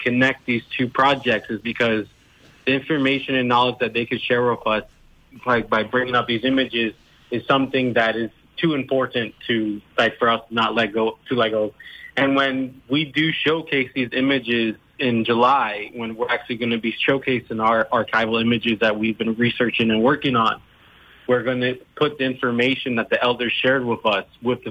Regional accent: U.S. Virgin Islands; also born or lived in Puerto Rico; I grew up in St. Croix, I grew up on the West End

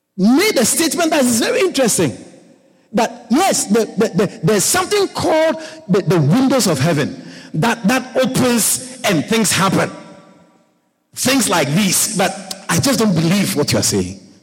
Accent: Ghana; moved away; growing up in Africa, growing up in Ghana

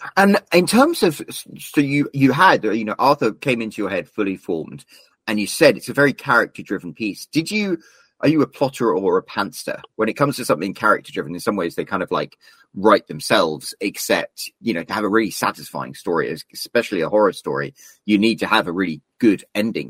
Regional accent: United Kingdom; as a Brit

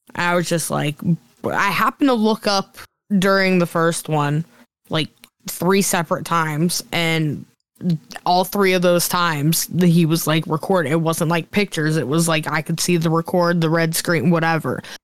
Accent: Chippewa, Pennsylvania, United States; born or raised there

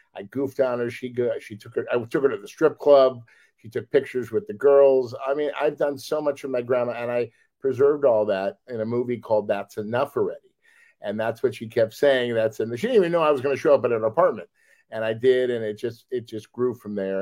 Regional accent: Los Angeles, California, United States; we're all from Los Angeles

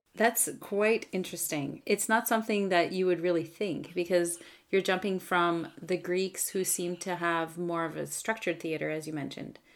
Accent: Canada; I'm a Francophone from Canada

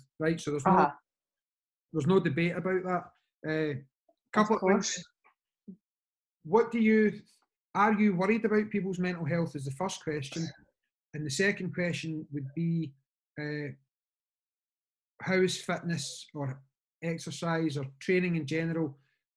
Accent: Scotland, United Kingdom; we're Scottish

